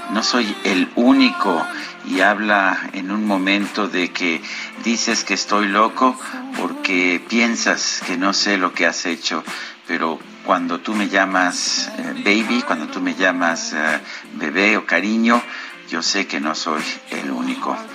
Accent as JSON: {"language": "Spanish", "town": "Azcapotzalco", "region": "Mexico City", "country": "Mexico", "said": "de Azcapotzalco."}